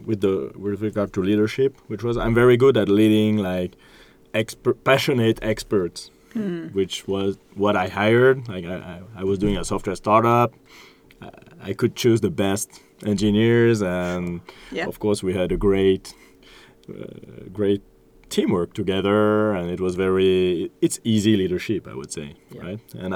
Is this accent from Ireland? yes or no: no; France; It's part of this cultural exchange that we're having. I'm from France, so wine is part of my culture, and I love it, and I can talk about it and share it.